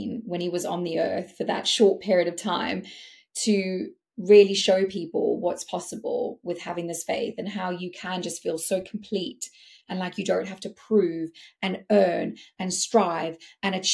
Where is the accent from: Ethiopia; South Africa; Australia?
South Africa; I'm South African, like it's in my blood. We are competitive people.